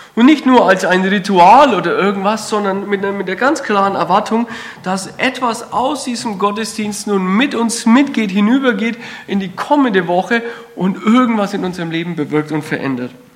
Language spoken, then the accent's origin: German; Kreilsheim, Bavaria, Germany; accent: Franconian; moved away as an adult; now in Württemberg, Germany; Man hört es vielleicht am Dialekt, ich komme aus dem Fränkischen, so ein kleines Dorf äh, in der Nähe von Feuchtwangen, Kreilsheim